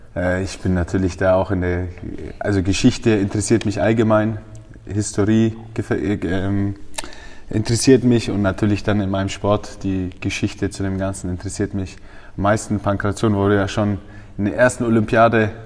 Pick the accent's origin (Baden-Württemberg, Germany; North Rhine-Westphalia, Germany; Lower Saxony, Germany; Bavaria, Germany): Bavaria, Germany; Feucht; ich bin in Feucht aufgewachsen